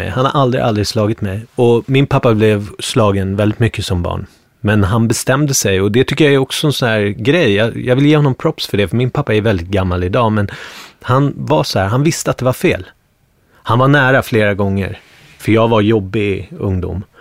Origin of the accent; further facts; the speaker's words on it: Bergshamra, Stockholm County, Sweden; alltså det här är helt annorlunda från där jag kommer ifrån från Bergshamra, där var det mycket mer blandat. Du vet, det var akademikerbarn i Bergshamra.